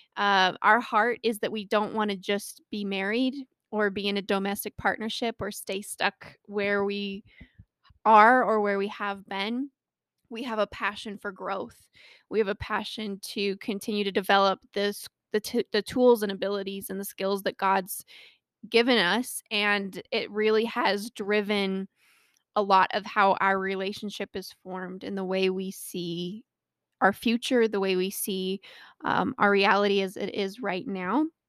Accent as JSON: {"language": "English", "region": "Colorado", "country": "United States", "tie": "born or raised there"}